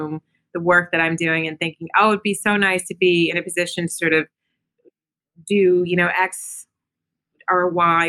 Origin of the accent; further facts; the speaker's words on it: Virginia, United States; moved away as an adult; also born or lived in Germany / New York; now in London, United Kingdom; raised in Virginia